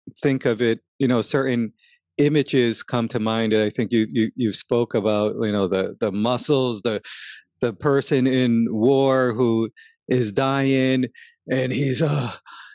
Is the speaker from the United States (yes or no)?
yes; New York City, New York, United States; I grew up in Crown Heights in Brooklyn, and it was a very tough neighborhood